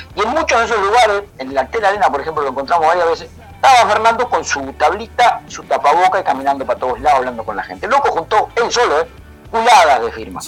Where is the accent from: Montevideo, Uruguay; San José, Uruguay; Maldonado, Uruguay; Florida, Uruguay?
Montevideo, Uruguay; yo soy de Montevideo, aunque hablo así medio raro, nací, me crié en Montevideo